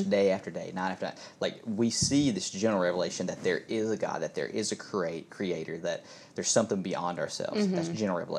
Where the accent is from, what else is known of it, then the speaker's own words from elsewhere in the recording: United States; growing up in America, that's a Christian nation